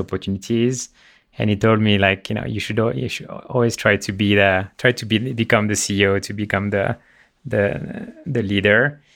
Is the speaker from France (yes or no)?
yes; Le Mans, Pays de la Loire, France; moved away; Born and raised in France